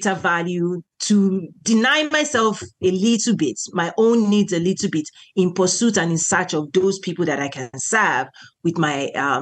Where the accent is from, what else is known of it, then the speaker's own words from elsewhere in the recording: Nigeria; now in United States; I'm originally from Nigeria. So I'm a Nigerian American and I'm a naturalized citizen here.